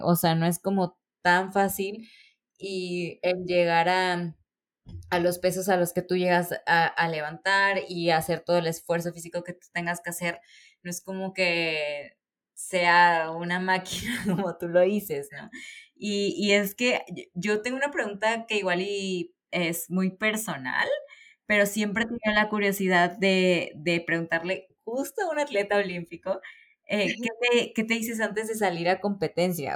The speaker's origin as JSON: {"language": "Spanish", "town": "Córdoba", "region": "Veracruz", "country": "Mexico", "said": "yo soy de Córdoba"}